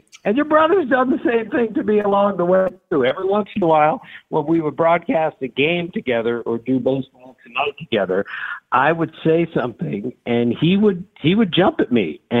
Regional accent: Maryland, United States; I grew up in Maryland, so I understood the Orioles tradition and their heritage, which was so rich and so thick.

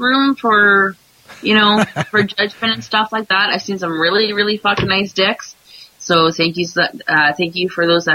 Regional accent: Canada; I'm Canadian

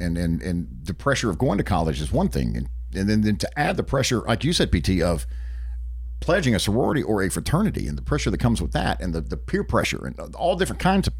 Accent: Hickory, North Carolina, United States; Okay, stop right there. I'm from Hickory, North Carolina.

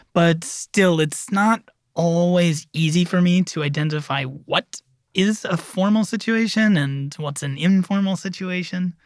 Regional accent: United States; I am American

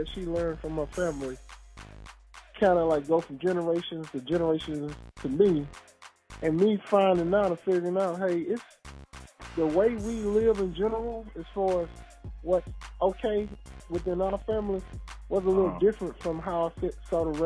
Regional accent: Louisiana, United States; I'm from the South, Murroge, Louisiana.

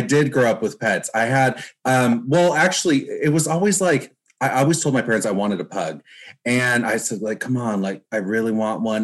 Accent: Newport Beach, California, United States; I'm from Orange County, California, uh, which is it's like Newport Beach. That's where I uh, grew up

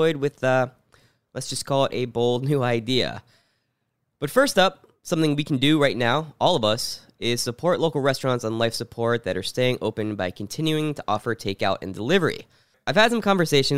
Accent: Pittsburgh, Pennsylvania, United States; now in Brooklyn, United States; I was born in Pittsburgh

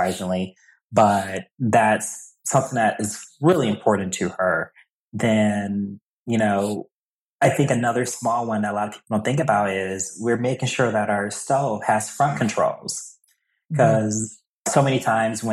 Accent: Milwaukee, Wisconsin, United States; moved away as an adult; now in New England, United States; I'm originally from Milwaukee

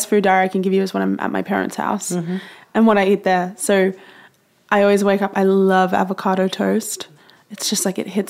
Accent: Australia; I'm from Australia

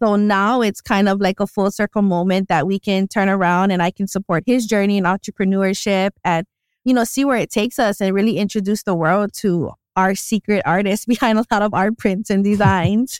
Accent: Hilo, Hawaii, United States; I'm originally from Hilo.

